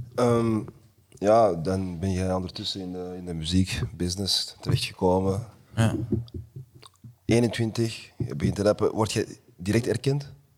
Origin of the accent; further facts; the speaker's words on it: New York, United States; also born or lived in Antwerp; now in Belgium; ik ben van Antwerpen, maar ik ben in New York opgegroeid. Dus ik ben op een latere tijd hier gekomen